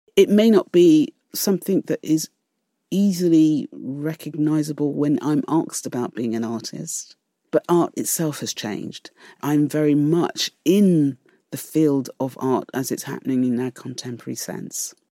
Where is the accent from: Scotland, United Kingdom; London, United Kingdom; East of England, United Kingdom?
London, United Kingdom; growing up, and growing up in East London